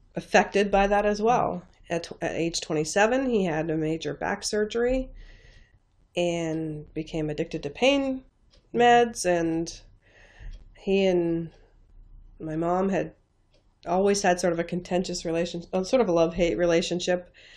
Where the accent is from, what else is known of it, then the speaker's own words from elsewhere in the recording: northeast corner of New York State, United States; moved away; I grew up in the northeast corner of New York State in a very, very small town on the Canadian and Vermont borders